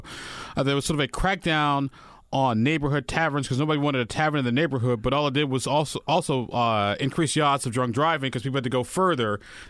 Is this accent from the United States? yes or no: yes; Illinois, United States; now in Indiana, United States; I'm also from Illinois.